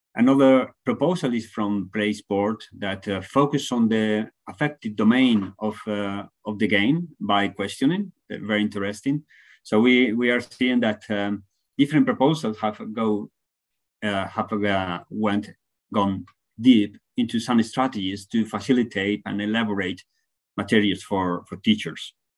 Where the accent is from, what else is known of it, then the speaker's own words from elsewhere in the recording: Spain; from Spain, now talking from Finland, doing a, a research stay